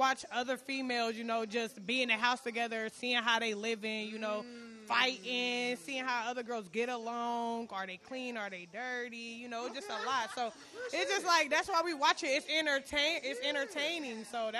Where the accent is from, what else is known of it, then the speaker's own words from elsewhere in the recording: Dayton, Ohio, United States; I'm from Dayton, Ohio.